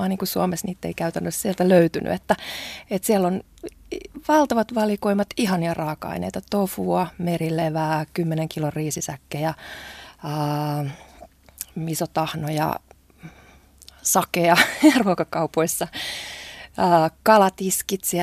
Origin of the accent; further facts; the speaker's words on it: Japan; now in Finland; mä olen japanilainen odottaa. nainen.